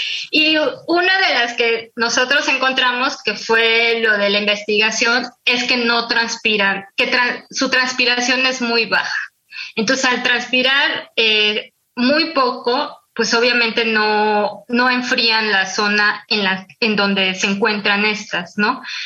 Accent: Tuxtla Gutiérrez, Chiapas, Mexico; now in Mexico City, Mexico; yo cuando era niña, este, recuerdo que, que nos hicieron plantar árboles en Tusla Gutiérrez, allá en Chiapas, de donde soy

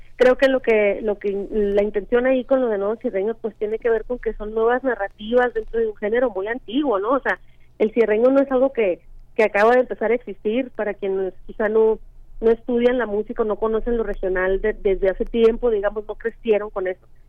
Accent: Sonora, Mexico; yo crecí en Sonora

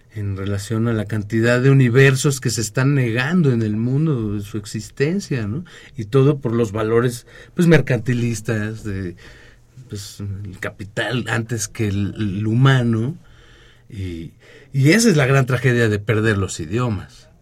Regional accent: Mexico; nuestro país

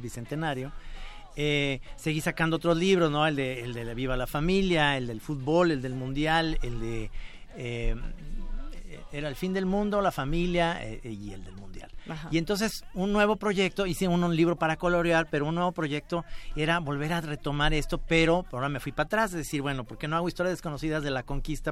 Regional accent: Mexico; como los mexicanos tenemos esa capacidad de reírnos

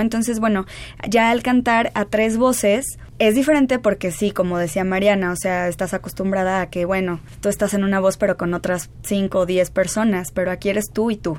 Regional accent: Mexico City, Mexico; Yo soy de aquí del DF.

